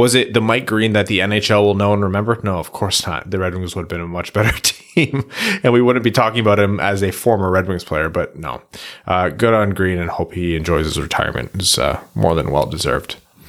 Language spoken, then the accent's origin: English; Windsor, Ontario, Canada; Yeah, maybe it's just a Windsor thing. It might just be because I'm from Windsor.